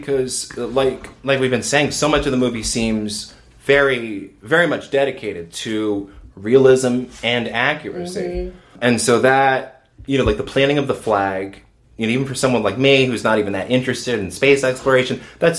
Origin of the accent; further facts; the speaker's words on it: United States; I'm not necessarily like offended as an American.